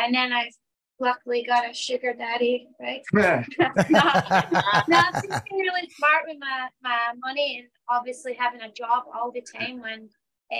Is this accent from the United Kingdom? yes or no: yes; Scotland, United Kingdom; moved away; I'm from Scotland